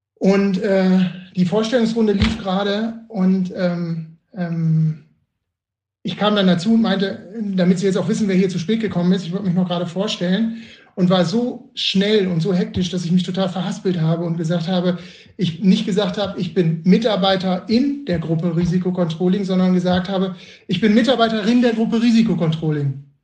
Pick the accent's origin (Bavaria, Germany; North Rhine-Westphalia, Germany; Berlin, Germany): North Rhine-Westphalia, Germany; Bielefeld; ich komme ja aus Bielefeld